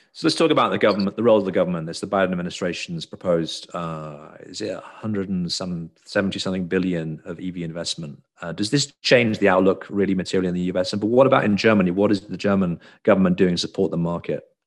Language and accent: English; United Kingdom; now in United States; I live in America but I'm British